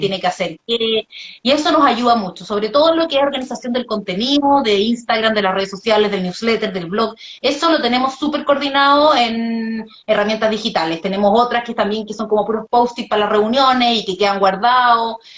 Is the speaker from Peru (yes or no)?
no; Viña del Mar, Valparaíso, Chile; yo soy de Viña